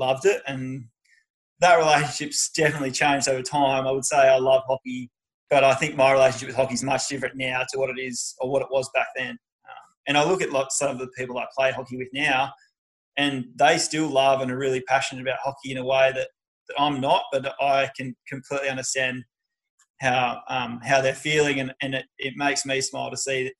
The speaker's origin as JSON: {"language": "English", "town": "Margaret River", "region": "Western Australia", "country": "Australia", "tie": "born or raised there", "moved": "yes", "said": "I grew up down in Margaret River"}